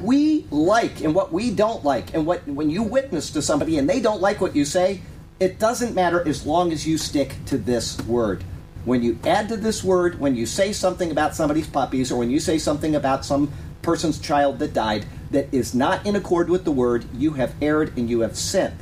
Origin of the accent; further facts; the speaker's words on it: Sarasota, Florida, United States; I was born in Sarasota, Florida.